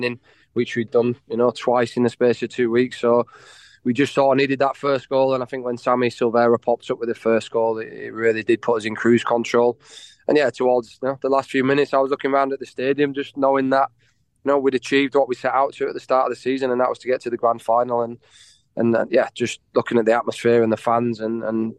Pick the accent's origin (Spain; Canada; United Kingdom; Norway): United Kingdom; Leeds, Yorkshire and the Humber; now in Australia; I grew up in Leeds, like Rich here as well